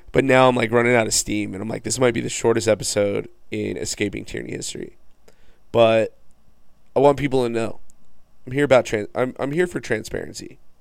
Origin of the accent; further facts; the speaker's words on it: Farmington, United States; I'm from Farmington